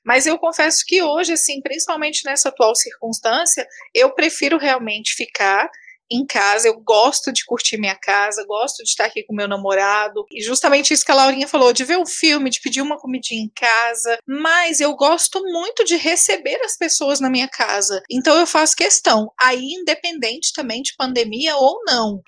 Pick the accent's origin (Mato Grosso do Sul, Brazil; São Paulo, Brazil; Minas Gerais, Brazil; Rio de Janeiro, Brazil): Minas Gerais, Brazil; Patos de Minas; now in Brasília, Brazil; moro em Brasília, sou de Patos de Minas, né? Mas moro em Brasília